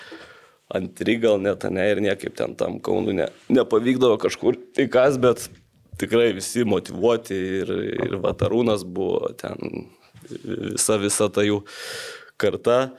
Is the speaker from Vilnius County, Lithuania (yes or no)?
no; Jonava, Kaunas County, Lithuania; aš irgi iš Jonavos